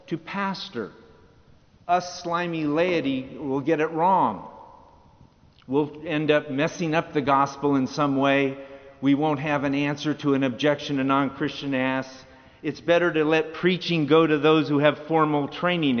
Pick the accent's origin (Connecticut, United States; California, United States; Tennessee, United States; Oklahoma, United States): California, United States; Santa Barbara; In my hometown of Santa Barbara, California